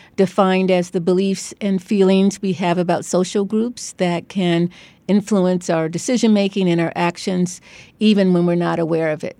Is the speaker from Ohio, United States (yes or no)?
yes; Cleveland, Ohio, United States; moved away as an adult; also born or lived in Beachwood, Ohio / New Haven, Connecticut; now in Stanford, United States; I grew up in Cleveland in an all-black neighborhood. And when I was twelve years old, my parents announced we were moving, uh, to an all-white, um, sub-, suburb